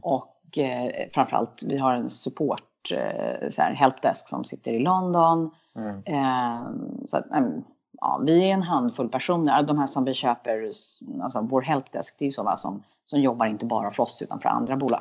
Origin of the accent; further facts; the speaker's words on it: Sweden; moved away as an adult; also born or lived in United States; är man som svensk lite ovan vid